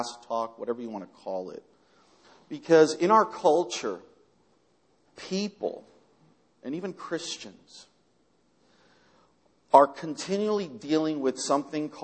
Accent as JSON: {"language": "English", "town": "Culver City", "region": "California", "country": "United States", "tie": "born or raised there", "also_born_or_lived": "Argentina / New York", "said": "I grew up here in Culver City, and really in the Southlands, so this is kind of like home"}